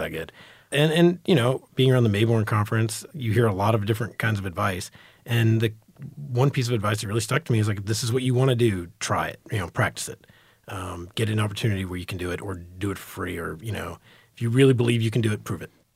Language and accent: English; Dallas, Texas, United States; also born or lived in New York; growing up in Texas, reading Texas Monthly and, and D Magazine